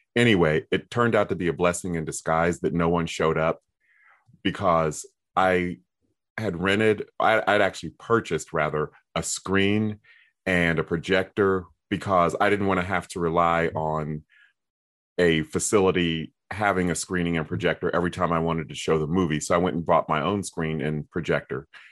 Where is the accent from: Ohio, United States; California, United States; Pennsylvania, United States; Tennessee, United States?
Ohio, United States; Columbus; my hometown of Columbus, Ohio